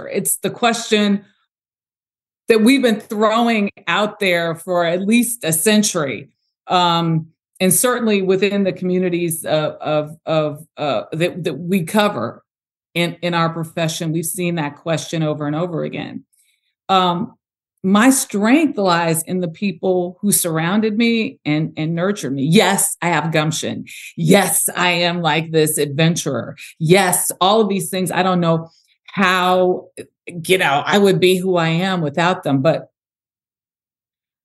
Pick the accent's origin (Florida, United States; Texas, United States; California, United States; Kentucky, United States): California, United States; Los Angeles; So I'm from South Central Los Angeles